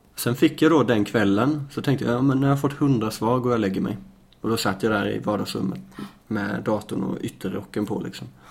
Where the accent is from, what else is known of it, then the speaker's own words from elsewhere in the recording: Småland, Sweden; moved away as an adult; also born or lived in Lund, Sweden; now in Malmö, Sweden; jag är uppväxt på landet i Småland